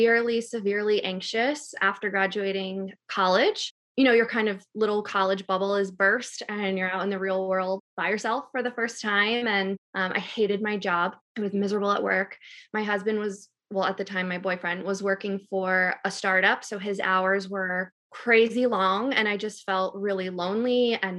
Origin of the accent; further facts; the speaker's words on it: New York, United States; now in North Carolina, United States; I'm from New York, but I currently live in North Carolina with my husband